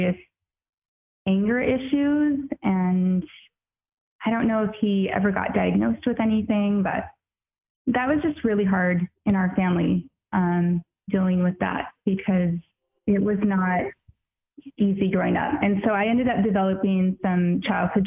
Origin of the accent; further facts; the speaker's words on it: Tri-Cities, Washington, United States; I grew up in Washington, over in the desert part, not the green part, and in the Tri-Cities